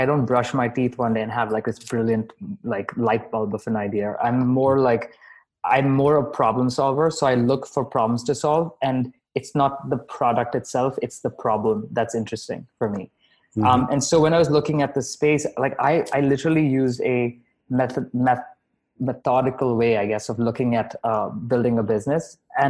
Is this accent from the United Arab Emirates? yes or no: yes; Dubai, United Arab Emirates; also born or lived in Bahrain; now in Canada; But I also grew up in Dubai. I'm Indian by ethnicity. I was born in Bahrain, so very global heritage.